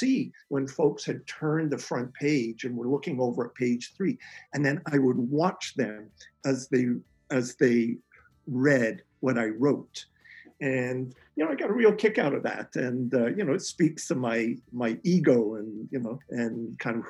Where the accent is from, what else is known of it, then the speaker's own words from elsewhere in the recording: Calgary, Alberta, Canada; moved away as an adult; also born or lived in Edmonton / Toronto; I come from Calgary, and I was at the U of A in Edmonton